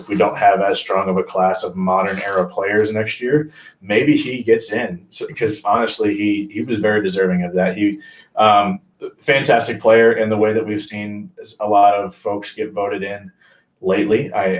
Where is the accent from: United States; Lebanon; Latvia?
United States; Springfield, Illinois; I grew up in Springfield, Illinois.